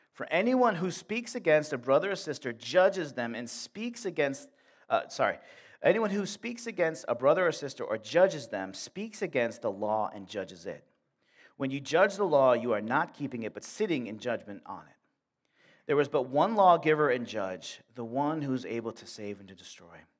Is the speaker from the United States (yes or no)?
yes; Buffalo, New York, United States; moved away as an adult; now in Warsaw, United States; I grew up in Buffalo